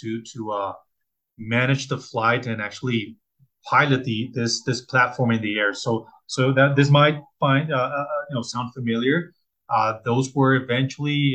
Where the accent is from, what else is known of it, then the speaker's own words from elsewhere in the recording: Colombia; I'm originally from Colombia